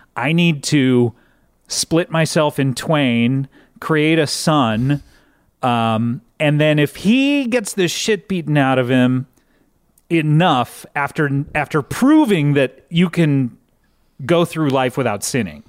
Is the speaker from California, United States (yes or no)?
yes; Orange County, California, United States; I grew up in Orange County, California